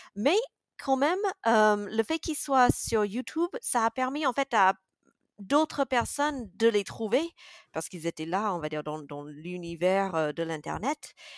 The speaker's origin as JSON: {"language": "French", "region": "Mississippi", "country": "United States", "tie": "born or raised there", "also_born_or_lived": "Grenoble, France", "first_language": "English", "second_language": "French", "moved": "as an adult", "lives_now": "France", "said": "je sois américaine"}